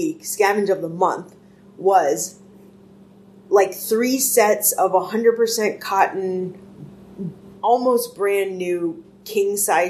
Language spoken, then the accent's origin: English; Boston, Massachusetts, United States; I grew up in Jamaica Plain.